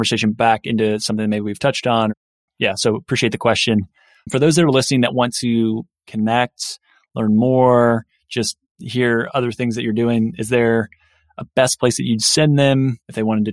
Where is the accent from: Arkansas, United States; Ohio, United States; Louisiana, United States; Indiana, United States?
Indiana, United States; I grew up in Indiana